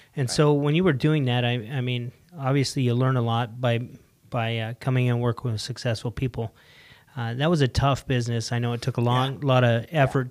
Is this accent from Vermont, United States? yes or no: no; Salt Lake City, Utah, United States; moved away; I'm from Salt Lake